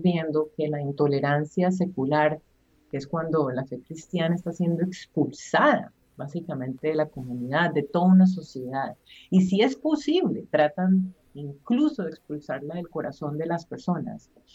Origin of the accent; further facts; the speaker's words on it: Colombia; yo soy colombiana